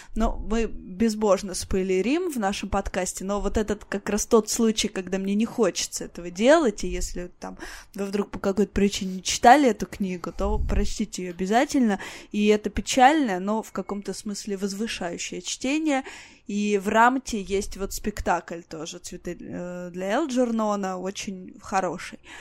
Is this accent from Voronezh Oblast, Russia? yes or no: yes; Voronezh, Voronezh Oblast, Russia; мой родной город, в том числе Воронеж